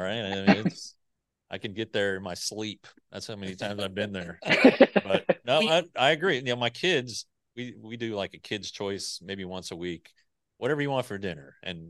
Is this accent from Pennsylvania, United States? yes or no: no; Colorado, United States; moved away; my favorite restaurant in the world is in my hometown in Colorado, Randy's Pizza.